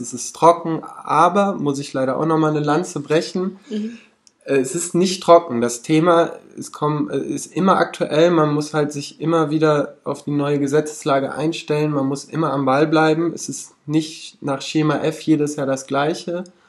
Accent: Cologne, North Rhine-Westphalia, Germany; Ich komme aus Köln

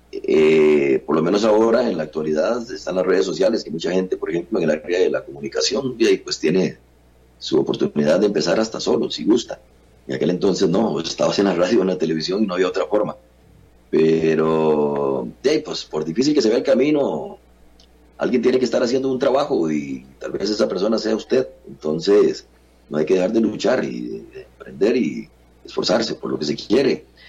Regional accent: San José, Costa Rica; yo nací en San José, en San Francisco de los Ríos, eh, aquí en el barrio Santa Marta de San Francisco de los Ríos. Aquí dejé el ombligo y aquí me mantengo todavía viviendo.

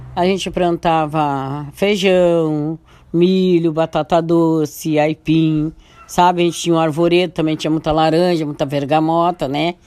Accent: Brazil; Eu nasci no Morro da Boa Vista, lá para Bando Morro Agudo, da Vila Palmeira sobe para cima. Então eu nasci lá

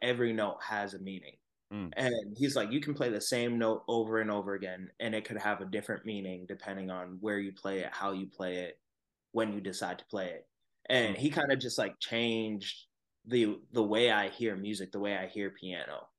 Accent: Randolph, Massachusetts, United States; I'm from Randolph

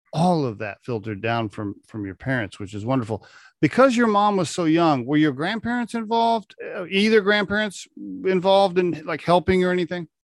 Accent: Oklahoma, United States; I grew up in Oklahoma, coincidentally, uh, right next to Kansas

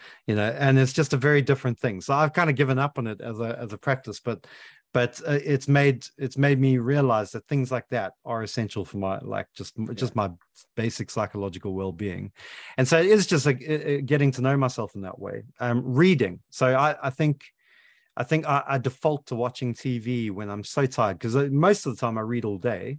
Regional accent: South Africa; now in United Kingdom; that's deeply embedded into my psyche as a South African

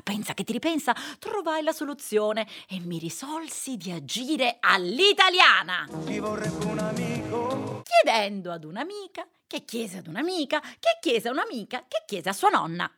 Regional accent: Veneto, Italy; also born or lived in Rome; io so veneta, nata a Roma con madre siciliana

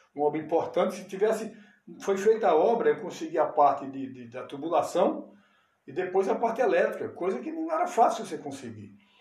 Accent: Pedra / Poço das Ovelhas area, Pernambuco, Brazil; born or raised there; also born or lived in Recife

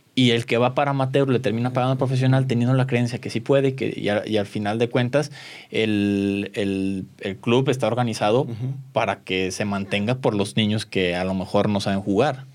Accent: Mexico; como mexicanos

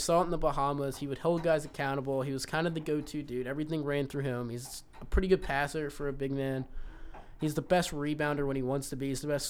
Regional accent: Louisville, Kentucky, United States; now in Lexington, United States; he's from my hometown, Louisville.

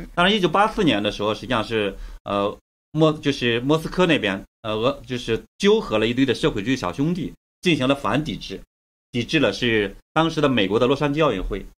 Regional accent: China; 我们都为中国人

